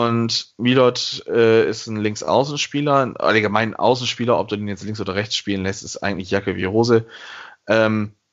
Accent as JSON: {"language": "German", "region": "Bremen", "country": "Germany", "said": "Und man fragt sich so als Bremer dann, okay, ja, Klaasen geht, dann wird ja aber noch was kommen müssen"}